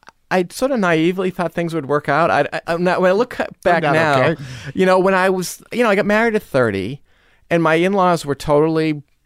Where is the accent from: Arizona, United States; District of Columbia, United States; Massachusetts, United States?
Massachusetts, United States; Newton; you know, I grew up in Newton and I went to this Sunday school that was at this convent in Brookline.